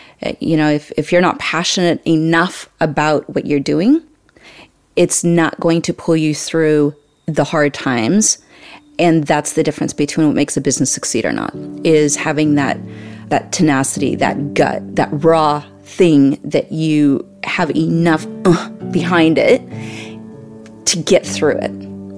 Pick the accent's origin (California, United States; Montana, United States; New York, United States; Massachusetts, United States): Montana, United States; So my background isn't in dairy. I grew up in the mountains. I'm originally from Montana, on the Canadian border, and we traveled a lot. I was raised on Indian reservations as well